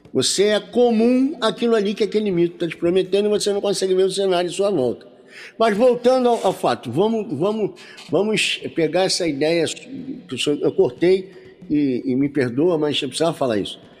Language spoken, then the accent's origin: Portuguese; Rio de Janeiro, Brazil; now in interior of Rio de Janeiro state, Brazil; eu sou carioca, né? Uhum. sou da cidade do Rio de Janeiro, mas hoje eu moro no interior do Rio